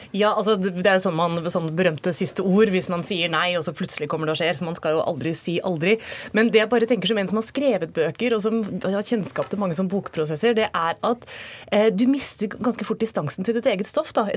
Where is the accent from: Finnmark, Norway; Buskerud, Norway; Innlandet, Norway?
Buskerud, Norway; Hokksund; jeg er jo også fra Hokksund, så Nina jeg er fra samme sted